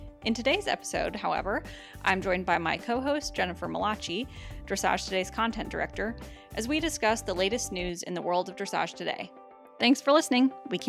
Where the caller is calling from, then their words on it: Saratoga Springs, New York, United States; I'm calling in from Saratoga Springs, New York